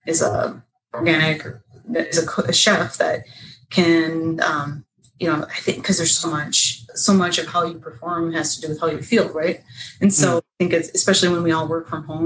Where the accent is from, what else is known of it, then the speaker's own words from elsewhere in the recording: Northern Minnesota, United States; I'm from Northern Minnesota, and you go ice fishing in the winter, go skiing, snowmobiling. So that's what I grew up doing